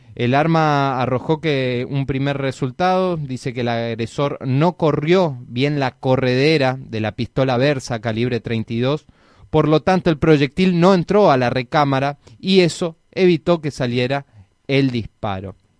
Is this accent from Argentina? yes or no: yes; Argentina; nosotros como argentinos